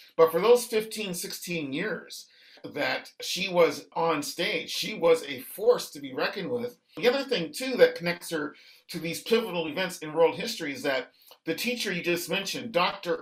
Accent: Halifax, Nova Scotia, Canada; when we were boys growing up in Halifax

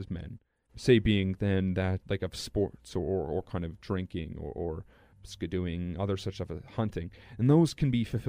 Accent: Lorette, Manitoba, Canada; growing up in Lorette

